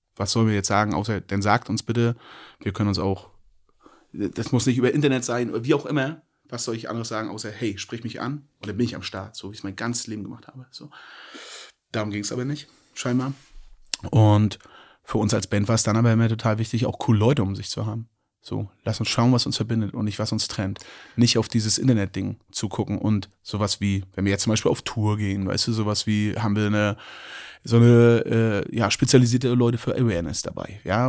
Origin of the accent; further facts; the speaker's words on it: Mecklenburg-Vorpommern, Germany; Ich bin in Mecklenburg-Vorpommern aufgewachsen